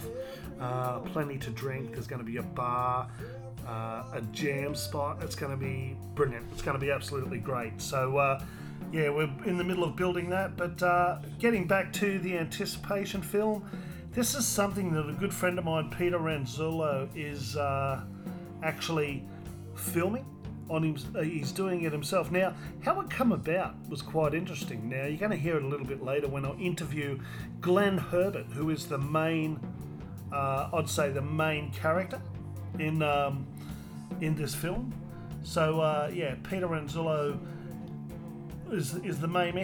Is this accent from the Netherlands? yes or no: no; Broome, Western Australia, Australia; now in Perth, Australia; me mate Ethan, who I grew up with in Broome